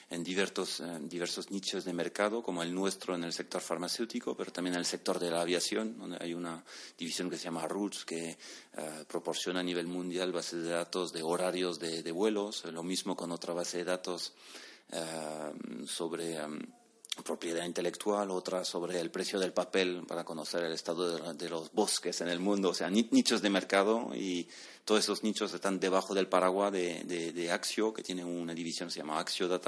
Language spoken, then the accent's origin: Spanish; Bordeaux, Nouvelle-Aquitaine, France; Yo, yo soy de Burdeos, del suroeste de Francia, entonces pues tradicionalmente muy, muy cercano a España.